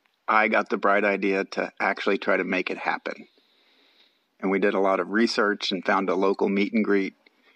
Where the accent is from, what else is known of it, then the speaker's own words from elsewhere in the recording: Missouri, United States; We're from Missouri.